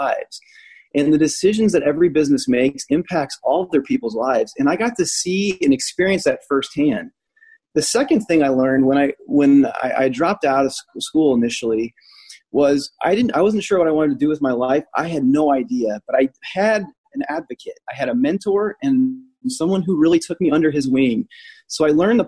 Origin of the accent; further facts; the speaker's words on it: Illinois, United States; moved away; also born or lived in Indianapolis, Indiana; I grew up 45 minutes outside of Chicago